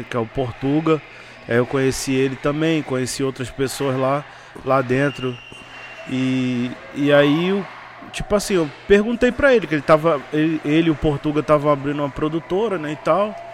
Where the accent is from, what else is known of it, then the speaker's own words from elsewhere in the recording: Rio de Janeiro, Brazil; now in São Paulo, Brazil; eu ainda não entendi o funk de São Paulo, né? Que eu sou do Rio.